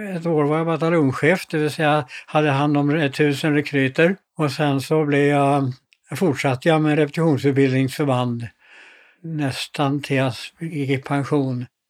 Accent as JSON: {"language": "Swedish", "town": "Stockholm", "region": "Stockholm County", "country": "Sweden", "tie": "born or raised there", "also_born_or_lived": "Malmö", "moved": "yes", "said": "På Karlavägen 64 i eh, Stockholm"}